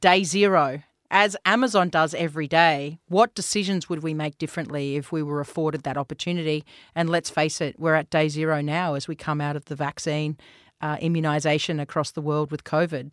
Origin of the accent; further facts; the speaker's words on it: Australia; also born or lived in New Zealand; I've spent the better part of my adolescence, um, in Australia